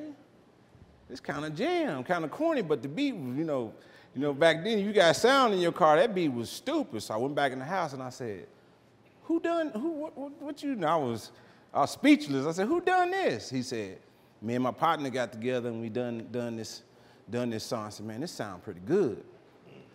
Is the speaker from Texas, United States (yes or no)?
no; Oklahoma City, Oklahoma, United States; now in Dallas, United States; I grew up in Oklahoma City.